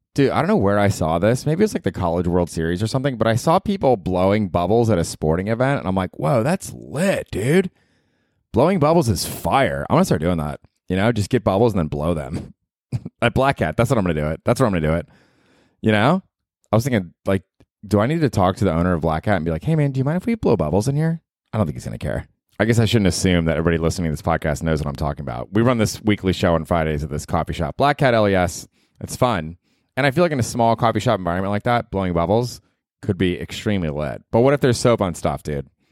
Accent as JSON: {"language": "English", "town": "Tampa", "region": "Florida", "country": "United States", "moved": "yes", "lives_now": "New York, United States", "said": "I'm from Tampa"}